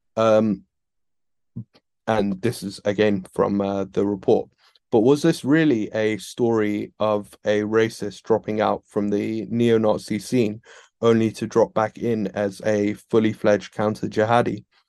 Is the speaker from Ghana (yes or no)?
no; United Kingdom; I'm British